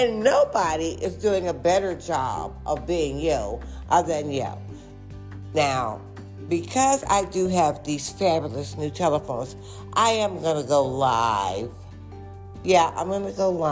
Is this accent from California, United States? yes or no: no; Detroit, Michigan, United States; also born or lived in Ferndale, Michigan; I was actually born and raised in Detroit, Michigan